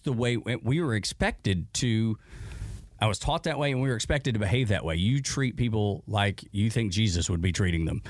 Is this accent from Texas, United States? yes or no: no; Dalton, Georgia, United States; accent: Appalachian; I grew up in Dalton, which is an, eh, is an industry town, but it is at the foothills of the Appalachians